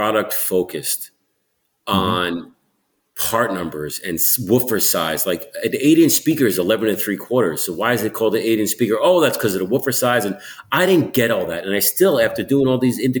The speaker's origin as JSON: {"language": "English", "town": "New York City", "region": "New York", "country": "United States", "tie": "born or raised there", "moved": "as an adult", "lives_now": "Malibu, United States", "said": "I'm a New Yorker"}